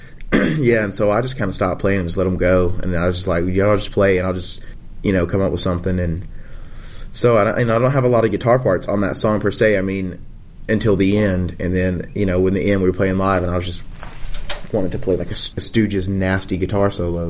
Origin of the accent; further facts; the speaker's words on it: the South, United States; we were from the South